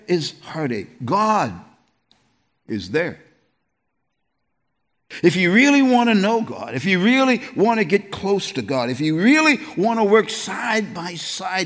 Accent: East Coast, United States; moved away; also born or lived in New York area; I'm from the East Coast.

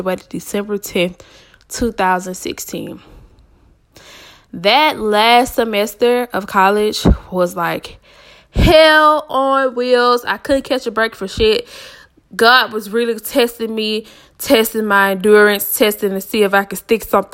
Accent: Atlanta, Georgia, United States; also born or lived in Savannah, Georgia; I was born and raised in Atlanta, Georgia. I reside in Atlanta, Georgia right now as we speak.

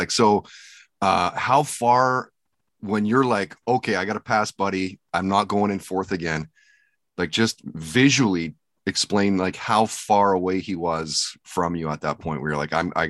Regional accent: Lower Mainland, British Columbia, Canada; Growing up in the Lower Mainland as a kid, it was all about the Whitecaps, the Canucks, the Lions, you know, driving into the city, seeing the teams play.

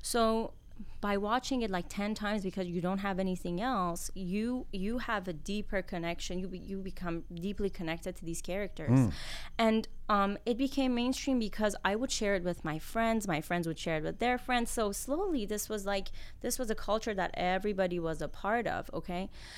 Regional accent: Iran; now in Canada; My mom was a huge fan. My aunts were a huge fan, and I became a huge fan when we actually immigrated to Canada.

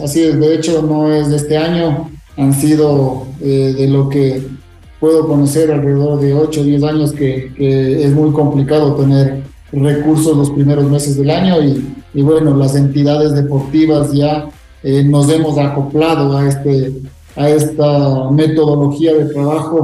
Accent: Quito, Pichincha, Ecuador; yo soy quiteño

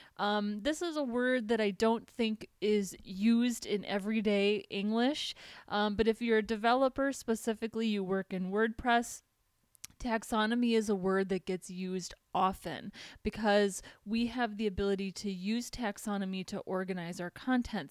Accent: Minnesota, United States; accent: Minnesotan; moved away as an adult; now in California, United States; I'm from Minnesota

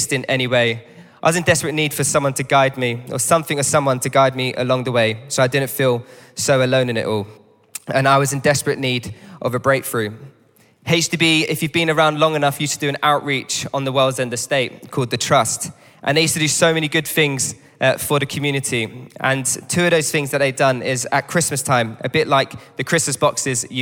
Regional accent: London, United Kingdom; I grew up not far from here. I'm a local lad. I grew up down on the World's End estate

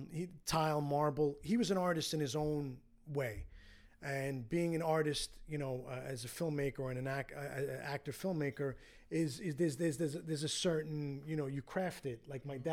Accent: New York City, New York, United States; also born or lived in Astoria, Queens; I went to a Catholic grammar school growing up in Queens

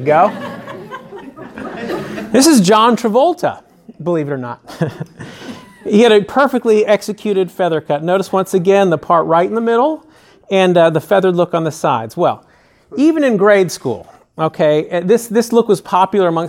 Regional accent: San Francisco, California, United States; now in Nashville, United States; I spent the better part of my childhood growing up in San Francisco

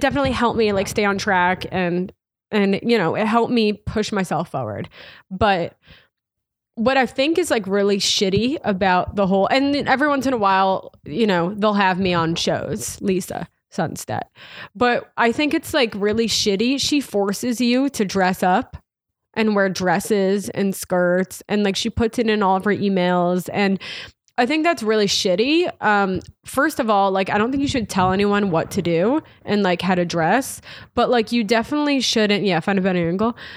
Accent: Irvington, New York, United States; moved away as an adult; also born or lived in Hawaii / Manhattan, New York; I grew up in Westchester, the suburb outside the city, in a small town called Irvington along the Hudson River

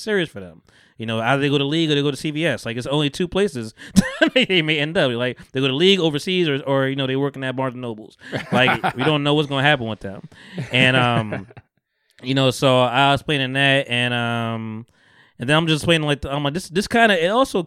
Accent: Bogota, New Jersey, United States; also born or lived in Camden, New Jersey; I'm from Bogota

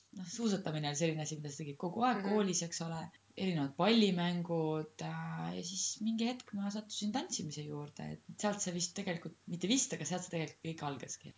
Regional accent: Rõuge, Võru County, Estonia; moved away; also born or lived in Tallinn; ma kasvasin kuskil Rõuges

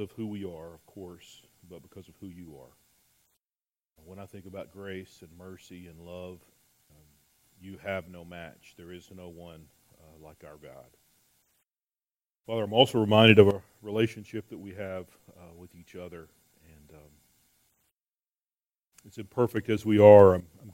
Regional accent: Texas, United States; We're from Texas

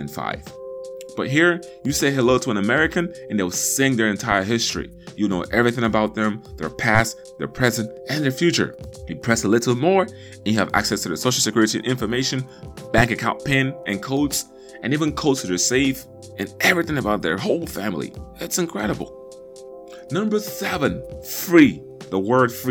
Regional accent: Nigeria; also born or lived in Baton Rouge, Louisiana, United States; now in United States; We learned English in school growing up in Nigeria, but when we got to the United States and moved to Baton Rouge, Louisiana

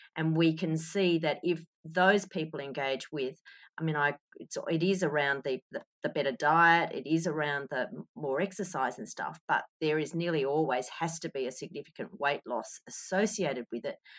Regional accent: Australia

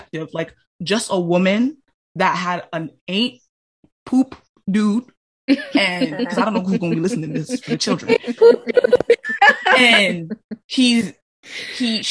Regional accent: Jamaica; I'm Black and I'm Jamaican

